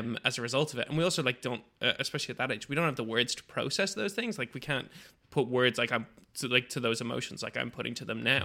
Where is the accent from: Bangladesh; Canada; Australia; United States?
Bangladesh; moved away; 'cause I grew up in Bangladesh